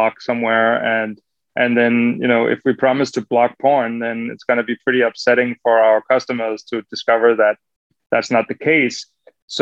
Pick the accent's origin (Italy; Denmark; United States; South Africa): Denmark; growing up in Denmark, you know, you could buy, as a kid, you could buy alcohol anywhere